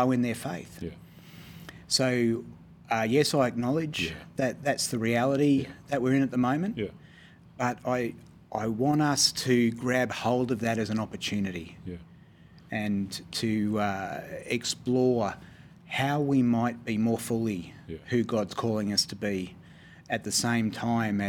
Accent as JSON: {"language": "English", "region": "Queensland", "country": "Australia", "said": "being a Queenslander myself"}